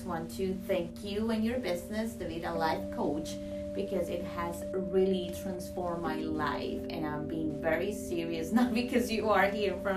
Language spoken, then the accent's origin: English; Colombia; moved away as an adult; now in United States; I'm originally from Colombia, South America, and I moved to the United States back in 2020